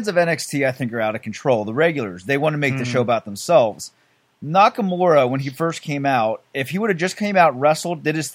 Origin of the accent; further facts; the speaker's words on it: Philadelphia, Pennsylvania, United States; I'm from Philly, I grew up with ECW